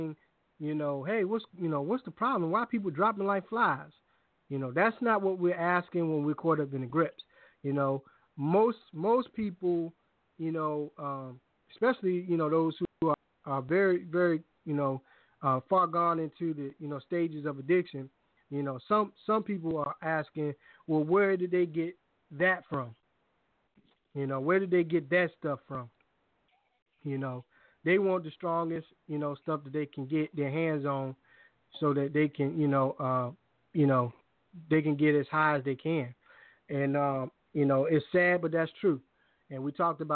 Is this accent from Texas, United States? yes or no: no; Hampton, Virginia, United States; also born or lived in Richmond, Virginia; I'm from Hampton too